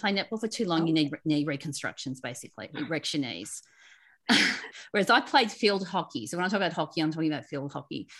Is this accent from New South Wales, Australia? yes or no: yes; Sydney, New South Wales, Australia; also born or lived in Melbourne; I grew up in Sydney on the Northern Beaches